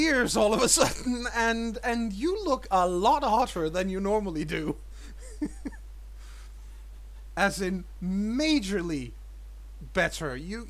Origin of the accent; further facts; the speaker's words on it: Copenhagen, Capital Region of Denmark, Denmark; I don't come from Narnia. I come from Copenhagen.